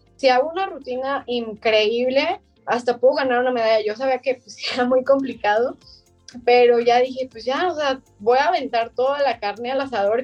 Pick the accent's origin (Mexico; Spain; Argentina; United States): Mexico; Guadalajara, Jalisco; soy de Guadalajara, Jalisco